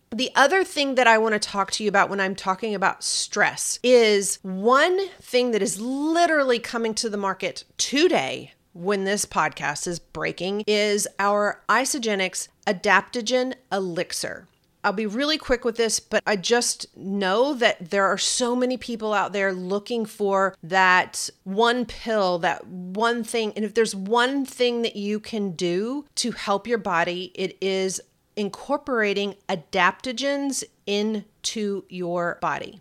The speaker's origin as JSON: {"language": "English", "region": "Kentucky", "country": "United States", "accent": "Kentucky", "said": "my kentucky accent"}